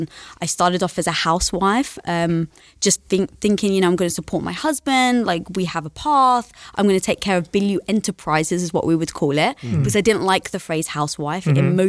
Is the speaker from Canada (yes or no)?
no; London, United Kingdom; I'm from London.